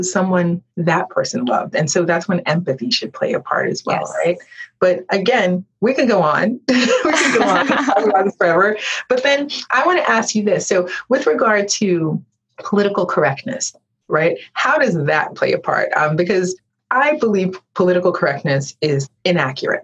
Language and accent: English; United States; I was born here in America